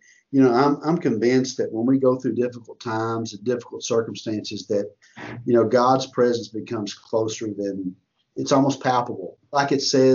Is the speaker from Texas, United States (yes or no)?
yes; Texas, United States; I'm from Texas.